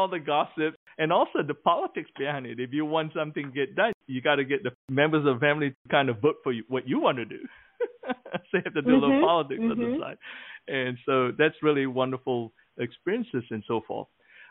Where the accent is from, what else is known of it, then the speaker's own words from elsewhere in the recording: Malaysia; now in United States; I remember growing up in Malaysia